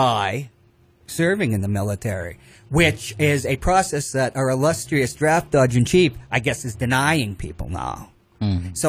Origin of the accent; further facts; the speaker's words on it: United States; also born or lived in Monterey, California; I was born in the United States. I'm an American citizen.